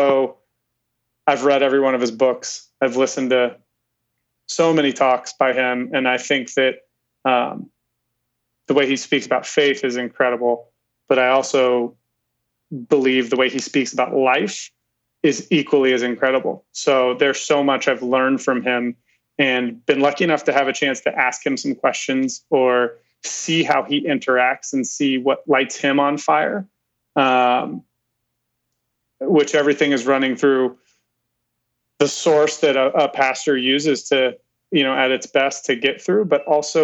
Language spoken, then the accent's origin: English; Ohio, United States; I grew up in that Amish country, Ohio